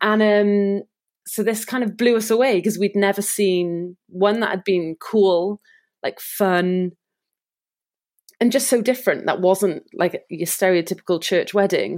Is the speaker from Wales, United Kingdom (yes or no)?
yes; Cardiff, Wales, United Kingdom; we're from Cardiff